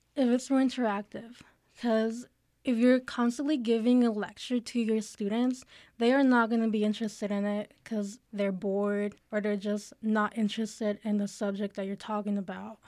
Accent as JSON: {"language": "English", "country": "Mexico", "moved": "yes", "lives_now": "Albuquerque, United States", "said": "I come from Mexico."}